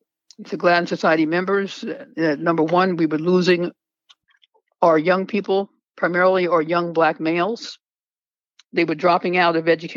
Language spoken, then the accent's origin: English; New York City, New York, United States; I grew up in Queens